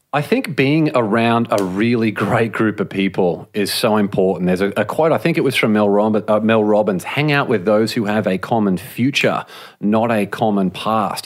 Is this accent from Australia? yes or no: yes; Australia; moved away as an adult; now in Los Angeles, United States; I grew up in Australia